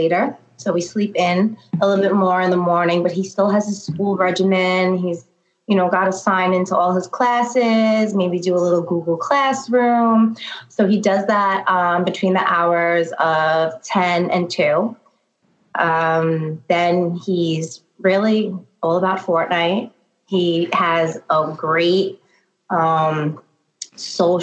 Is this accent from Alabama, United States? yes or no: no; New York City, New York, United States; born and bred in Staten Island.